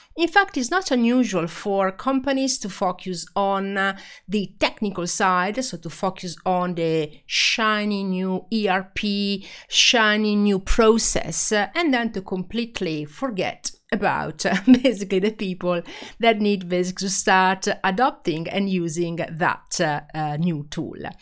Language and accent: English; Italy; accent: Italian; English is a second language; I am Italian, as you can hear from my accent